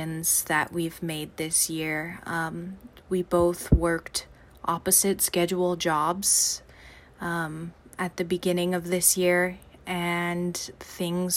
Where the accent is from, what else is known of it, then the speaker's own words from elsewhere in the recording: Los Angeles, California, United States; I am from Los Angeles, California